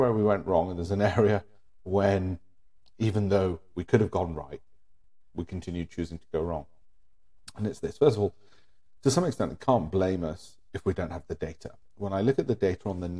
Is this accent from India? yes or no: yes; India; I'm Indian